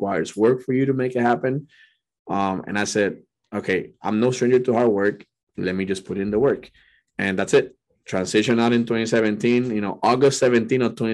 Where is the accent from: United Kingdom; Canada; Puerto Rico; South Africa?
Puerto Rico; now in California, United States; I was born and raised in Puerto Rico